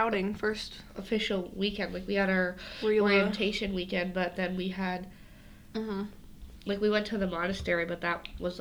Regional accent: Vermont, United States; moved away as an adult; now in Bulgaria; I'm from Vermont, like I said before.

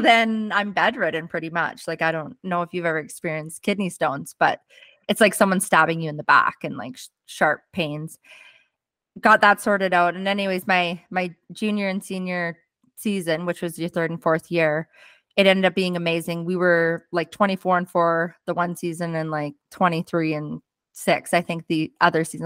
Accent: Fort St. John, British Columbia, Canada; also born or lived in Arkansas; I actually came home um, to Fort St. John, where my hometown was

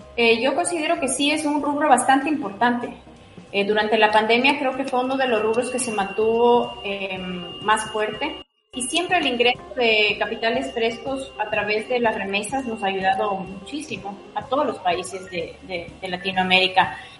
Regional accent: Ecuador; para mí como ecuatoriana

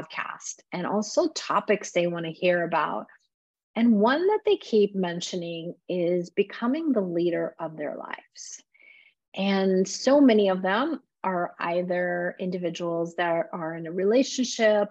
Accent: Iran; moved away; I was born in Iran

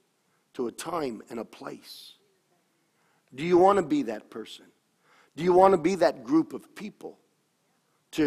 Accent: New York, United States; I grew up in New York. I mean, we played tackle on the cobblestone streets of New York

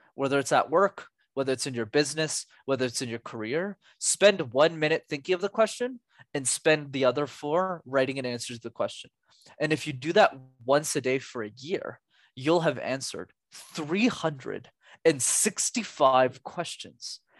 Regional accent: Montreal, Quebec, Canada; born or raised there

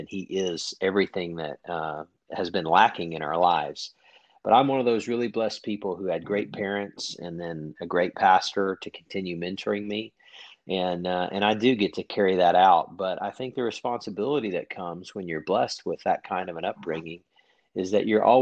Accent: Oklahoma City, Oklahoma, United States; moved away as an adult; also born or lived in Northeast Georgia; I grew up in Oklahoma City, graduated from high school

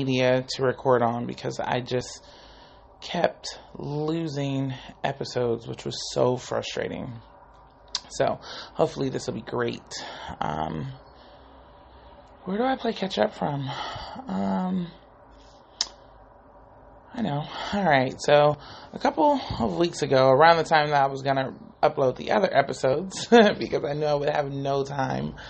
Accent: Bay Area, California, United States; I'm from the Bay Area

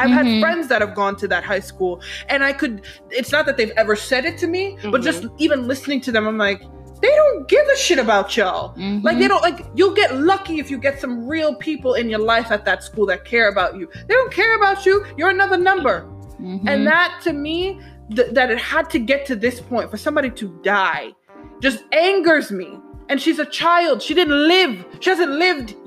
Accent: New York City, New York, United States; this is my community. I grew up in Co-op City.

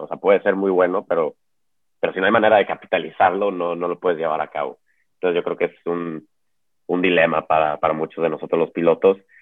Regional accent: Mexico; como mexicano

